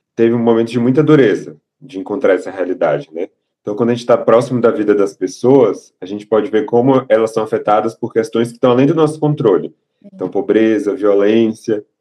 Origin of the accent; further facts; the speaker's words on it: Salvador, Bahia, Brazil; moved away as an adult; now in São Paulo, Brazil; E eu sou de Salvador, nasci em Salvador, me mudei para São Paulo para estudar, fazer a faculdade, e agora estou fazendo a residência